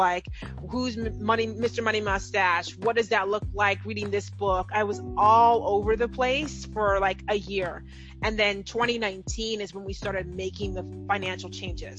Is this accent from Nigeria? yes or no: yes; Nigeria; I'm Nigerian